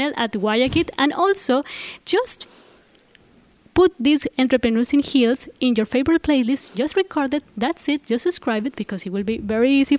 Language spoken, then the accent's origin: English; Colombia; moved away as an adult; now in Saudi Arabia; from Colombia